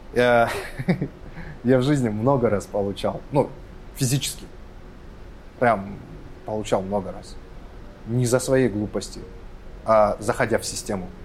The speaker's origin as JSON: {"language": "Russian", "country": "Kazakhstan", "said": "я с Казахстана, я казах"}